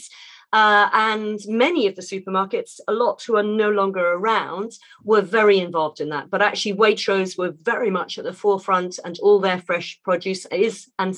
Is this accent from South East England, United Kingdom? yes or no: yes; Hampshire, South East England, United Kingdom; where we lived and where I was brought up down in Hampshire